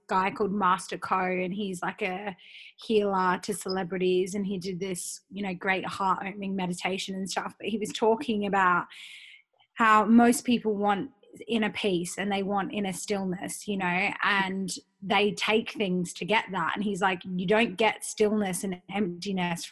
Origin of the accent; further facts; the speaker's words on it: Perth, Western Australia, Australia; also born or lived in Sydney; I'm from Perth, everything's super insular.